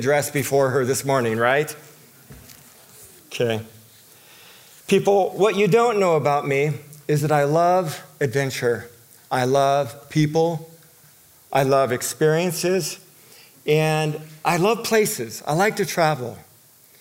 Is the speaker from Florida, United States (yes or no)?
no; Southern California, United States; moved away; I'm from Southern California. You know that I was raised out there